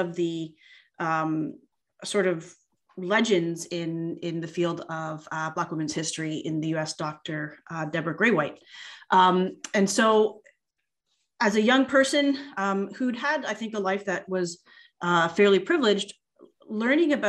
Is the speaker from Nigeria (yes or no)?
no; Canada; also born or lived in United States; I grew up here in Canada, but spent almost 10 years living and studying in the US